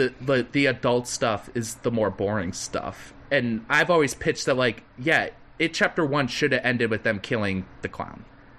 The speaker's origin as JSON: {"language": "English", "town": "McHenry", "region": "Illinois", "country": "United States", "tie": "born or raised there", "said": "with my hometown with the McHenry Theater, the McHenry Outdoor Theater."}